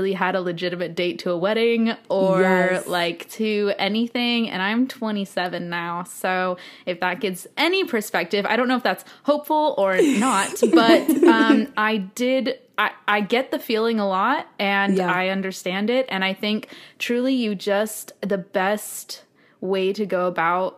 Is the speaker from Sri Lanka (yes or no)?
no; Orange County, California, United States; moved away as an adult; now in New York, United States; I grew up in Orange County, California.